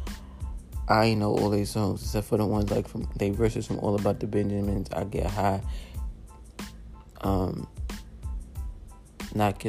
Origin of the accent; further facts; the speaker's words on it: New York, United States; I'm from New York